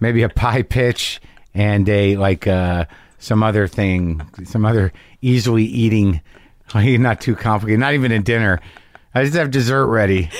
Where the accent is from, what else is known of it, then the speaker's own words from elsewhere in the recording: Albuquerque, New Mexico, United States; moved away; I grew up in New Mexico